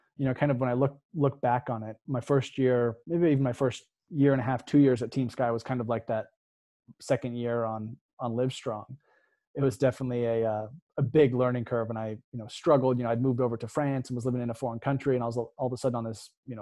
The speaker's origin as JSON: {"language": "English", "region": "Oregon", "country": "United States", "tie": "born or raised there", "moved": "as an adult", "said": "I grew up in Oregon"}